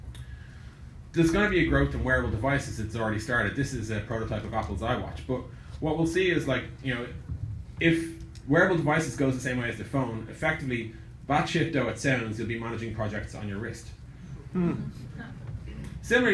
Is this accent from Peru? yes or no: no; Ireland; The strange accent you're hearing is I'm from Ireland, which is about 8,300 miles away